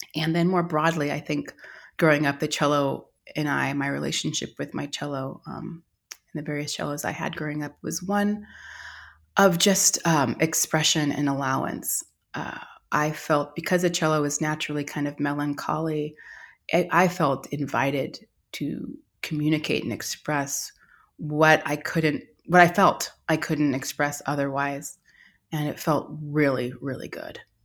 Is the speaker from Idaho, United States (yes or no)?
no; Austin, Texas, United States; I grew up in Austin, Texas in the 80s